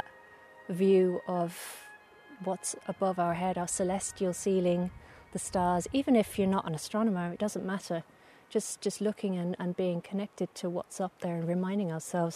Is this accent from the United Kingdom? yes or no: yes; United Kingdom; now in Mayo, Ireland; I grew up in just outside London, and here I am in Mayo